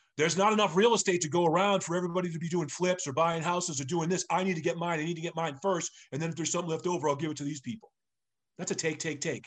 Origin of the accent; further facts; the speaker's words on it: Sharon, Massachusetts, United States; also born or lived in Framingham, Massachusetts / Brookline, Massachusetts; I grew up in Sharon, Massachusetts